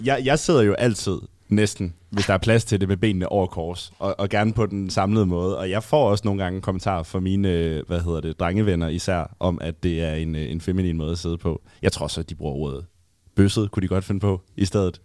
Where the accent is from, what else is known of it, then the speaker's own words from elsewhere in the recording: Jutland, Denmark; som jyde